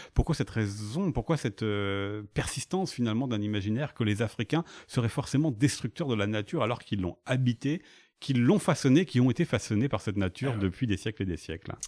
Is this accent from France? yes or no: yes; France; chez nous, en France